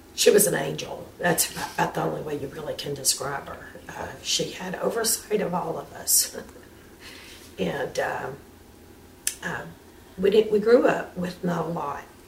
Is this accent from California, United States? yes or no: no; Louisiana, United States; now in Chattanooga, United States; I'm originally from here